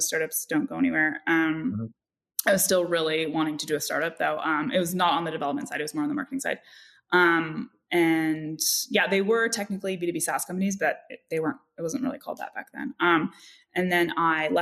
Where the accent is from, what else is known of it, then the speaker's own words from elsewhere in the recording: Bay Area, California, United States; I grew up in the Bay Area